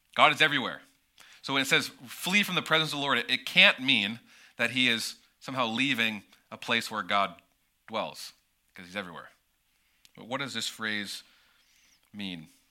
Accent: United States; as an American, growing up in an American church and in American culture

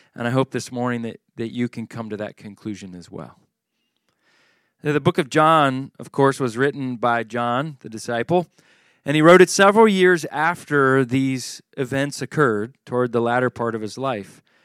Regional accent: Charlottesville, Virginia, United States; Charlottesville is my hometown where I grew up

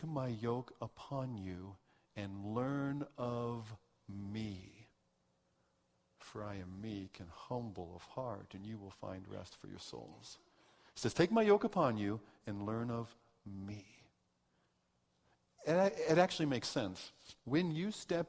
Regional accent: United States; moved away as an adult; also born or lived in Swaziland; I'm this American

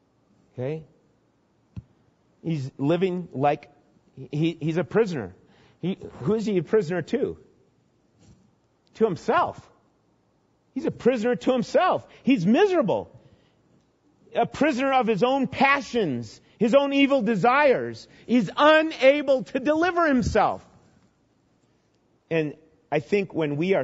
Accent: Minnesota, United States; growing up in Minnesota, I remember catching lots of fish.

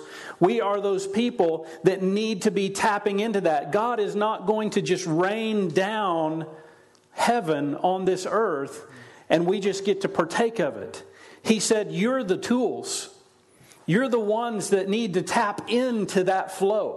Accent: Oklahoma, United States; moved away; I grew up in Oklahoma, so I never really saw irrigation, ditch irrigation, like they have here

